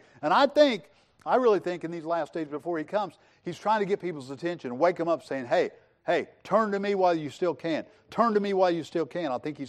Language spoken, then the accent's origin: English; Missouri, United States; I grew up in Southwest Missouri, and we had storms, okay? We had big storms.